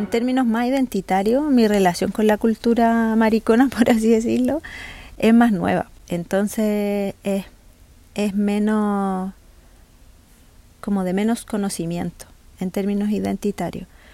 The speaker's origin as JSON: {"language": "Spanish", "country": "Chile", "said": "Soy una mujer chilena"}